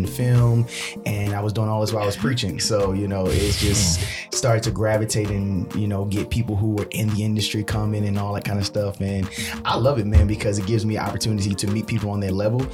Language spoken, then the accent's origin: English; Baltimore, Maryland, United States; I grew up in Baltimore, Maryland, born and raised on the playgrounds